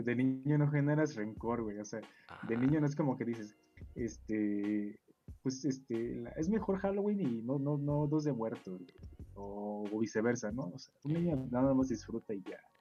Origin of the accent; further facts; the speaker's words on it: northern Mexico, Mexico; yo personalmente pues crecí en el norte del país